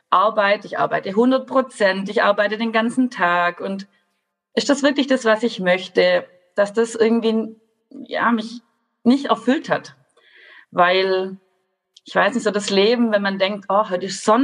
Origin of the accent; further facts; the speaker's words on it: Baden-Württemberg, Germany; ich komme aus Baden-Württemberg, das hört ihr bestimmt an meinem Dialekt.